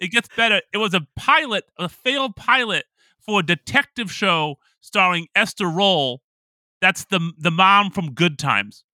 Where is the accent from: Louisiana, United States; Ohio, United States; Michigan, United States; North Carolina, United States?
Ohio, United States; Toledo; Toledo, Ohio's own Katie Holmes, my ho, my hometown